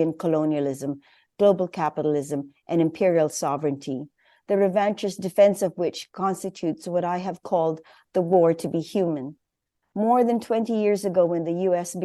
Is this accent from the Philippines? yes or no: yes; Philippines; as a Filipina